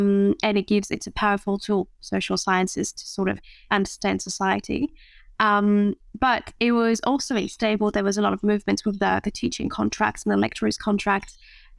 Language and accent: English; France; English is a second language; So I am French. I have lost my accent because my Australian partner helps me a lot with that.